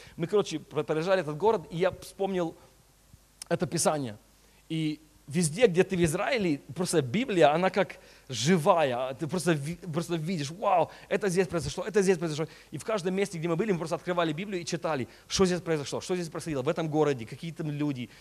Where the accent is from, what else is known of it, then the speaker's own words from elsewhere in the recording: California, United States; Russian is a second language; also born or lived in Chisinau, Moldova; я родился а, в Кишиневе, в Молдове. Мне было 6 лет, когда я а, переехал а, в Америку, так что я реально американец почти. И а, уже 20, сколько там, 27 лет в Америке живу